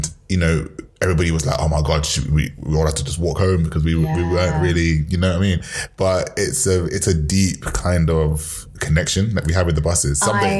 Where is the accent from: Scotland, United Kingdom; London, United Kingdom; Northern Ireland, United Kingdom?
London, United Kingdom; born or raised there